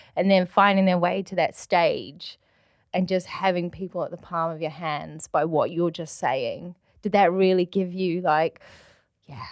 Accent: New Zealand; now in United Kingdom; true blue Kiwi

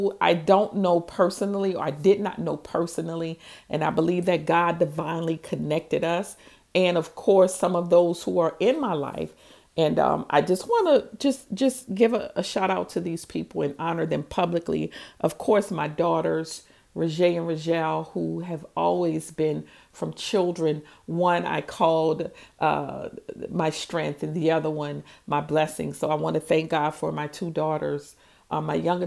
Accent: New Orleans, Louisiana, United States; also born or lived in Houston, Texas; I'm from New Orleans

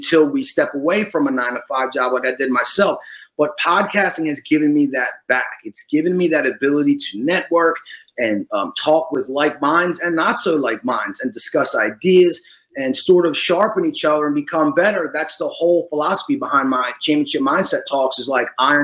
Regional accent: Washington Township, New Jersey, United States; now in Florida, United States; I was born in Washington Township in South New Jersey

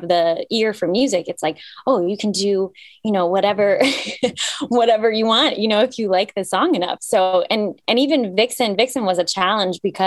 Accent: Cyprus; now in Atlanta, United States; I was born in Cyprus, which is in the Mediterranean

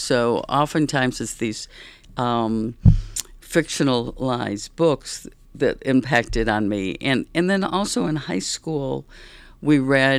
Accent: Berlin, Germany; born there; I was born in Berlin after the war.

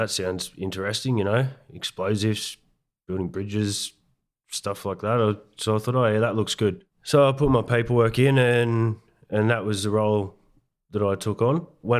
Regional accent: Moss Vale, New South Wales, Australia; Mate, I grew up here, the Southern Highlands. I was born in Barrow Hospital. I had two sisters and a brother, all younger. Went to the local school here in Mossvale.

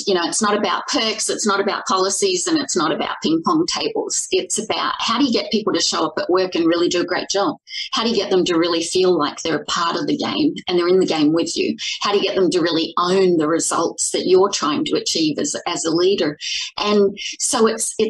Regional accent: Australia; moved away as an adult; now in Toronto, Canada; I'm from Australia originally. So if you got any of that twang, certainly not Canadian

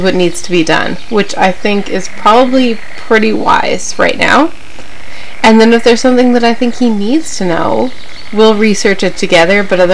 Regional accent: Canada; we're Canadian. So I'm just coming at you from Canada

